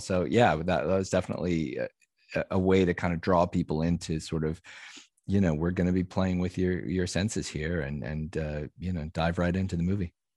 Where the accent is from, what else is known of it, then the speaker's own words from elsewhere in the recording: Omaha, Nebraska, United States; moved away as an adult; also born or lived in Wisconsin / St. Louis / Washington, D.C.; I was born in Wisconsin, but pretty much grew up in Nebraska and Omaha